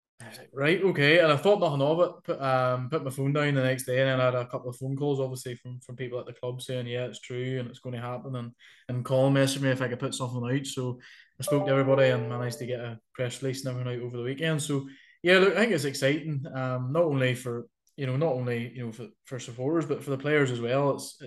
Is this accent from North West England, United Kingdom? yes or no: no; Bushmills, Northern Ireland, United Kingdom; Nah, listen, I'm from Bush Mills